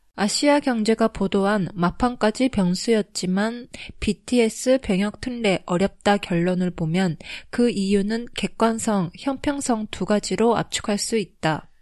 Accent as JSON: {"language": "Japanese", "country": "Japan", "tie": "born or raised there", "also_born_or_lived": "South Korea", "said": "日本育ち"}